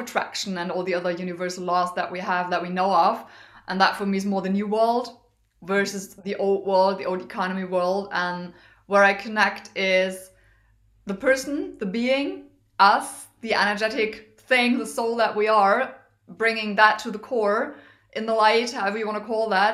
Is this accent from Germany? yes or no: yes; Germany; also born or lived in Düsseldorf, Germany / United States; I'm in from Germany originally. I live most of the time in Germany.